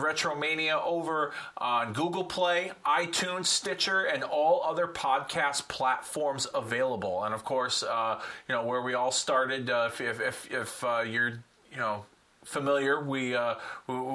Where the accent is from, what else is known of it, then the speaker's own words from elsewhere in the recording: Hartford, Connecticut, United States; I'm from the Connecticut area, Hartford being my hometown